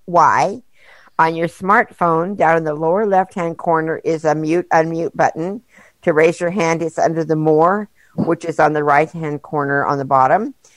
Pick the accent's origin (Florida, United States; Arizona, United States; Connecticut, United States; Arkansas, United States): Arkansas, United States; Harrison; I'm from Harrison, Arkansas